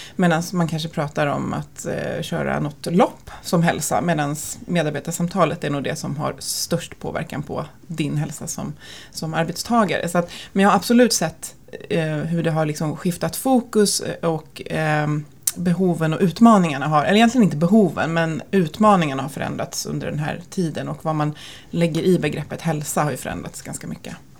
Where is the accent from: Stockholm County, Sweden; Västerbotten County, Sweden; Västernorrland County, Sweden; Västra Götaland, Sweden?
Stockholm County, Sweden; Stockholm; vi är födda och uppvuxna på två olika pendeltågslinjer i Stockholm. Så att jag är på Bålstalinjen